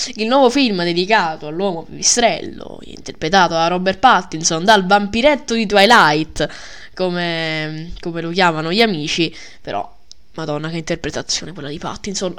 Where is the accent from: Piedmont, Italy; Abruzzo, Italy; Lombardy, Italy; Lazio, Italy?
Lombardy, Italy; Milan; la mia anima da milanese